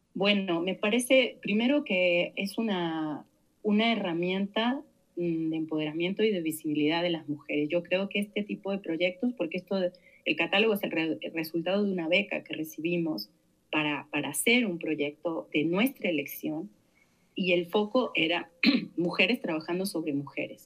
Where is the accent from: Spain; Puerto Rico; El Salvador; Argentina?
Argentina; Santa Fe; moved away as an adult; now in Mexico; nací en Argentina en el año 71, en, una pequeña ciudad de la provincia de Santa Fe. Eh, llegué a México a 18 años